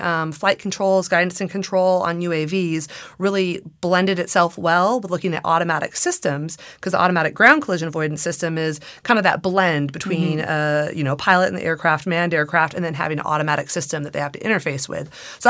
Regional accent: California, United States; So I grew up in the Antelope Valley, surrounded by flight tests, surrounded by the B-2 being built out at Palmdale and seeing that fly.

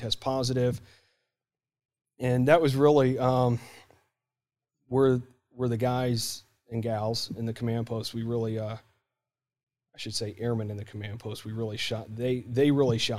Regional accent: Warsaw, Indiana, United States; moved away; also born or lived in Trenton, Ohio / Middletown, Ohio; Originally from Middletown, Ohio, more or less. I would say Trenton, but nobody knows where it is. And then when I was 5 years old, we moved up to Warsaw, Indiana

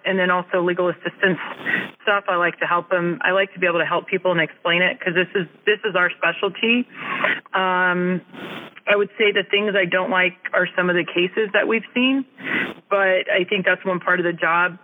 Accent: Hanford, California, United States; moved away; I grew up in Hanford, California. It is a small agriculture town in the Central Valley of California

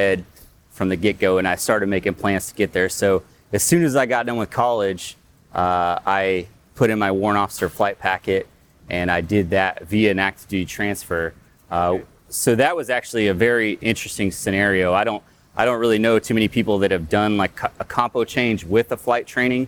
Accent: Midwest, United States; moved away; I grew up in the Midwest, like in Iowa, Nebraska kind of area

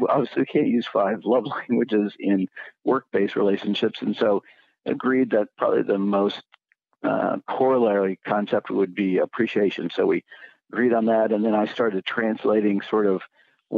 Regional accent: Kansas City, United States; I grew up outside Kansas City in the context of a family-owned business

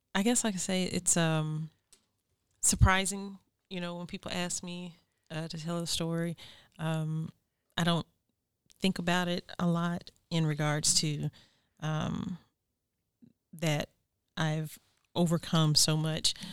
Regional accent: United States; born or raised there; moved away

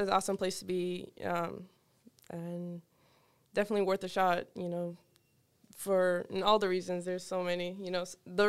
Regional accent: Boston, Massachusetts, United States; born there; They came straight to Boston, Mass, where I was born.

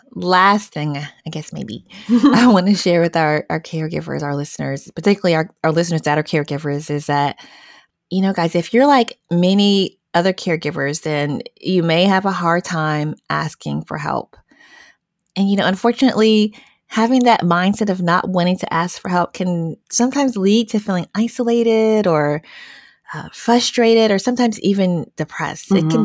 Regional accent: Southwest, United States

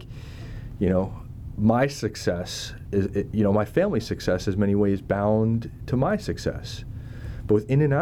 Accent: United States; now in Monterey, United States; we're from the Northeast, New Jersey, New York City.

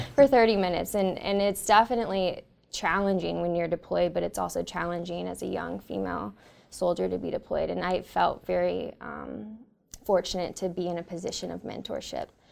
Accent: Northern California, United States; I grew up in Northern California

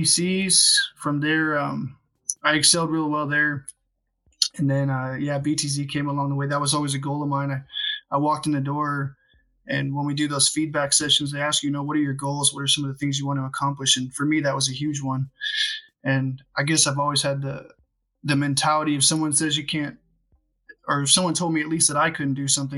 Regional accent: Southern California, United States; I grew up in Southern California

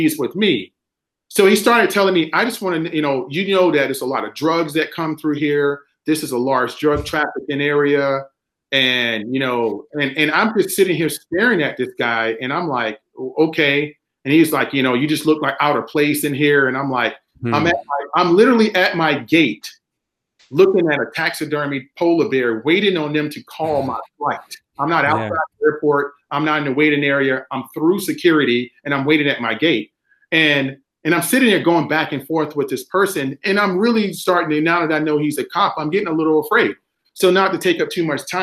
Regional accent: South Carolina, United States; moved away as an adult; I'm a kid from South Carolina

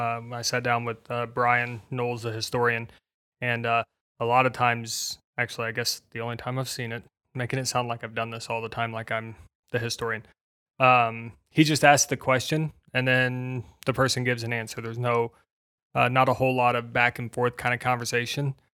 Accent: Indiana, United States; I grew up in Indiana

